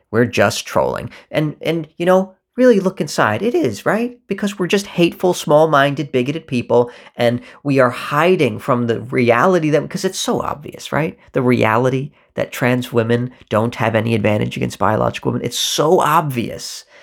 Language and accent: English; United States; There is only a me that exists in America where those two worlds meet